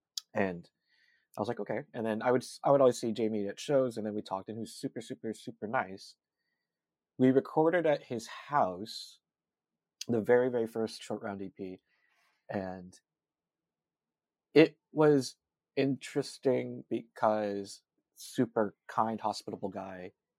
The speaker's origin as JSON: {"language": "English", "area": "South Bay", "region": "California", "country": "United States", "tie": "born or raised there", "also_born_or_lived": "Georgia", "moved": "yes", "said": "me growing up in the South Bay"}